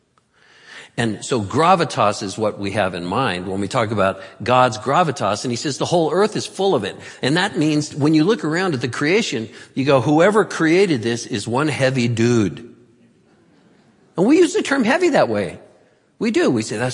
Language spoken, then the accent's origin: English; Santa Cruz, California, United States; I'm from Santa Cruz and get earthquakes down there a lot